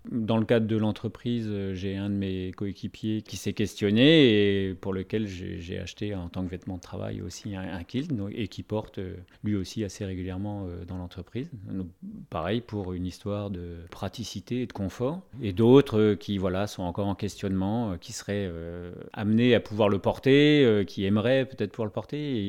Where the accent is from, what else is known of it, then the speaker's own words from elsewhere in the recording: France; also born or lived in Morlaix; chez nous en France